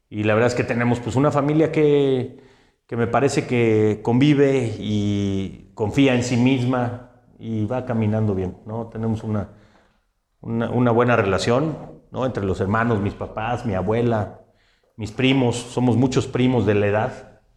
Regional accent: San Luis Potosí, Mexico; yo soy un ciudadano potosino

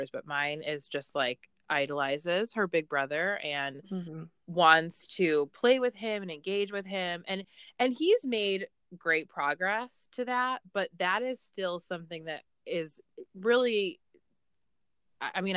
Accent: Tishomingo, Oklahoma, United States; moved away; I'm actually from rural Oklahoma.

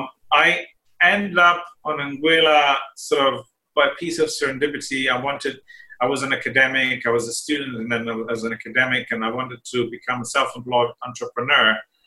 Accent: Slovenia; born there; moved away; also born or lived in Italy / United Kingdom / United States / Singapore; So I was born in Slovenia, as you mentioned before, which was Yugoslavia at the time still. And then I lived in Italy and the UK and the US and Singapore and Australia.

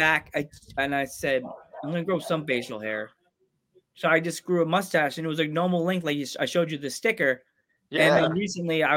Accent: Long Island, New York, United States; now in Pennsylvania, United States; I grew up on Long Island.

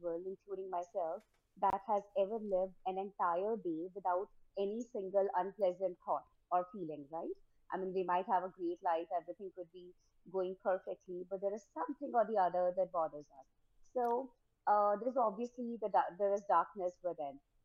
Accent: New Delhi, Delhi, India; I was born and brought up in India, New Delhi, India.

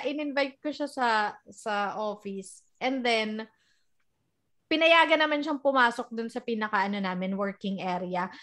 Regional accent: Philippines; moved away; part na tayo ng pagiging modern Filipina

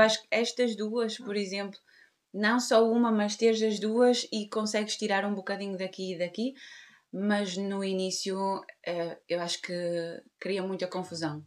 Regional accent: Portugal; temos em eh, Portugal uh, sílabas ao final que não são importantes

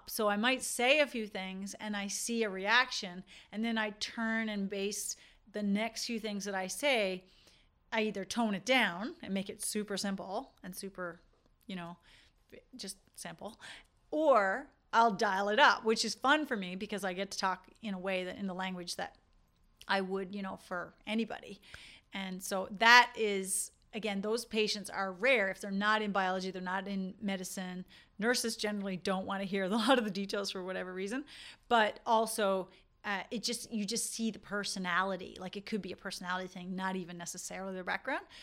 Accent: Newfoundland and Labrador, Canada; accent: Newfoundland; this is why you don't hear my newfoundland accent sometimes i wish i could do a whole episode with my newfoundland accent and people are like you're from newfoundland i'm like yeah

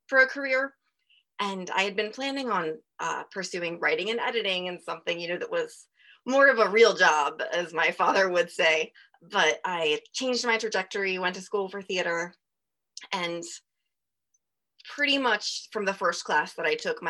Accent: Salisbury, Maryland, United States; I grew up in Salisbury, Maryland

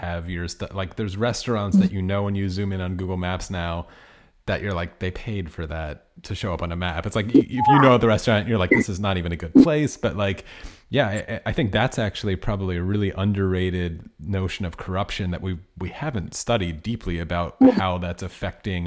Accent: United States; I'm from the United States.

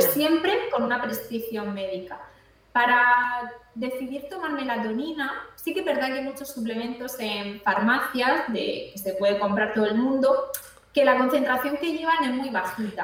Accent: Cartagena, Region of Murcia, Spain; Yo aquí estoy en Cartagena, yo estoy de Cartagena.

